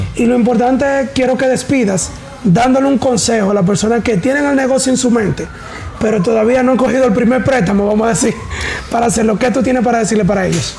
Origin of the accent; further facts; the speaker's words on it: Tamboril, Santiago, Dominican Republic; yo soy de Tamboril